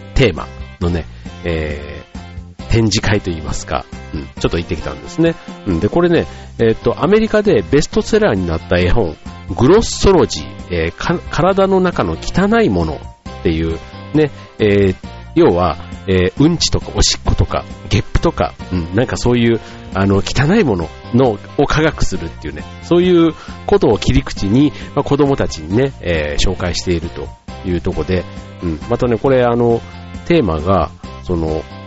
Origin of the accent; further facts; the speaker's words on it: Osaka, Japan; moved away; 僕の実家の大阪